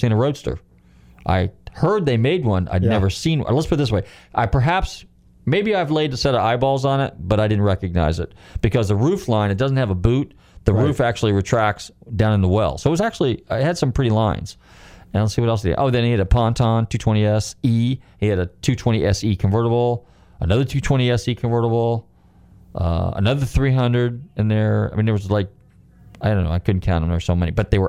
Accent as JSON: {"language": "English", "region": "California", "country": "United States", "tie": "born or raised there", "moved": "yes"}